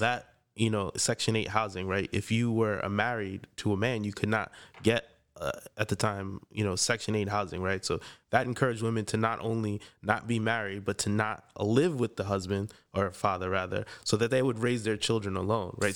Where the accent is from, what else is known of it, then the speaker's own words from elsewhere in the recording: Freeport, New York, United States; I grew up in Freeport, Long Island.